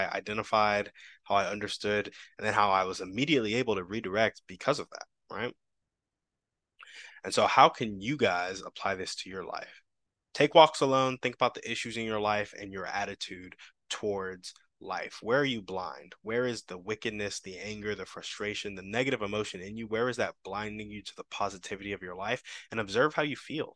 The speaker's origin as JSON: {"language": "English", "country": "United States", "tie": "born or raised there", "said": "I grew up Black in America"}